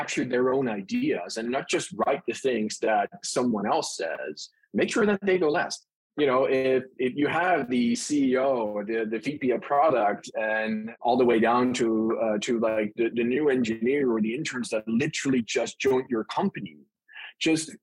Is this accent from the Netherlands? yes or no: yes; Netherlands; accent: Dutch; moved away as an adult; now in California, United States; So my accent is Dutch. I was born and raised in the Netherlands and moved to the US to the great state of California in, I think it was 2015.